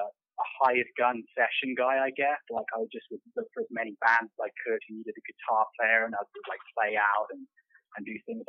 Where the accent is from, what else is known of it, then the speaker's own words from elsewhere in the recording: Devon, South West England, United Kingdom; moved away as an adult; also born or lived in San Diego, United States; now in Los Angeles, United States; I'm from Devon, England, which is actually a sort of a very low-populated area in the southwest